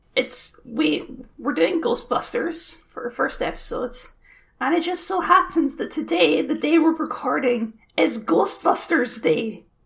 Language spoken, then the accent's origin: English; Scotland, United Kingdom; We're just Scottish barbarians. That's what we are.